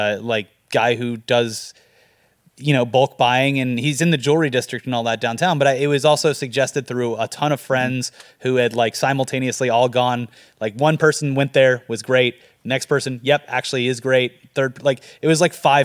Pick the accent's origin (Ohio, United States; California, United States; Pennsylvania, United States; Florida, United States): Florida, United States; moved away; I'm from Florida